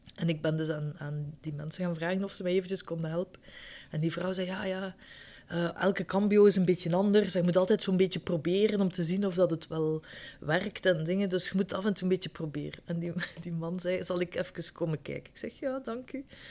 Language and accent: Dutch; Ghent, Flanders, Belgium; moved away as an adult; also born or lived in Schaerbeek, Brussels; now in Brussels, Belgium; Ik ben oorspronkelijk uit Gent.